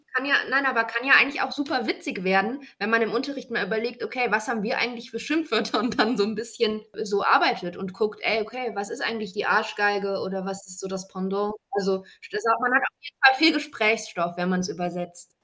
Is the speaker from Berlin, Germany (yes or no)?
no; Bonn, North Rhine-Westphalia, Germany; Ich komme aus Bonn